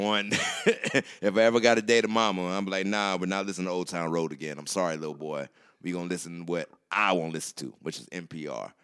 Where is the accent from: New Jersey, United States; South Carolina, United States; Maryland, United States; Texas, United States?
South Carolina, United States; moved away; I'm from South Carolina